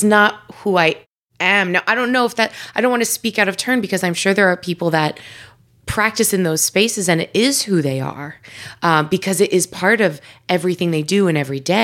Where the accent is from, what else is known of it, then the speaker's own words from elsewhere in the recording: New York, United States; I grew up in New York, and I grew up in Italian families